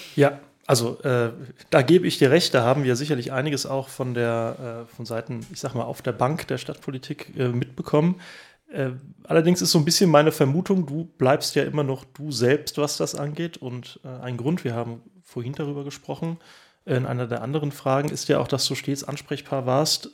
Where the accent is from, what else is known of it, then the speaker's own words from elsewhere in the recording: Oestrich-Winkel, Hesse, Germany; ich bin auch hier im, im Ort aufgewachsen äh, seit, äh, seit vielen, vielen Jahren. Ähm, wohne ich auch hier in Österreich-Winkel